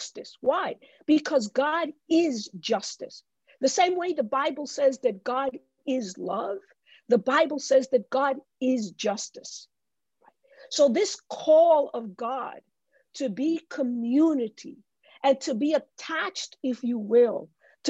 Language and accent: English; New York City, New York, United States; I grew up in the Bronx